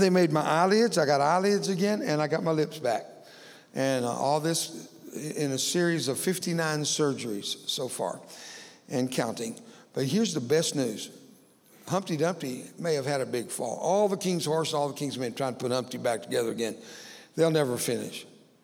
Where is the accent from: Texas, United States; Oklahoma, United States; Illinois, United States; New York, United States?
Texas, United States; Cuero; also born or lived in Fort Worth, Texas; several thousand students in a little town called Cuero, Texas, where I grew up